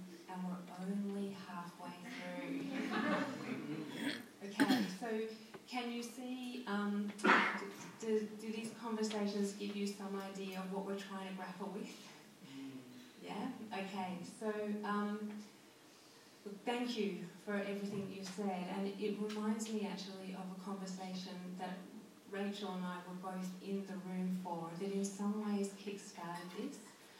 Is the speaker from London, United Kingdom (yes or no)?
no; Scotland, United Kingdom; moved away; I feel more connected to this place than I've ever felt to anywhere in my life, and I immigrated from Scotland.